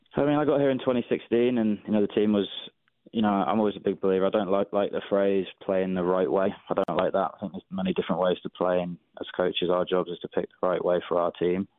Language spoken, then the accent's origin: English; England, United Kingdom; now in Atlanta, United States; when I was growing up in England, my local club didn't didn't even want girls to play